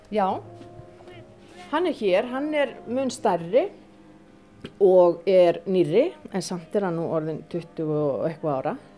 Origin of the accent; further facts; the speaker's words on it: Akureyri, Northeastern Region, Iceland; moved away as an adult; also born or lived in Denmark; minni benskugötu